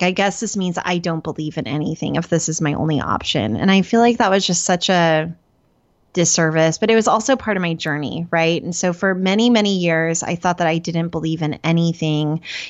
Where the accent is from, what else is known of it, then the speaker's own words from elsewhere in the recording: Oklahoma, United States; So I had decided growing up in Oklahoma around the time, I always say I was 8, but I think it was somewhere between 8 and 12.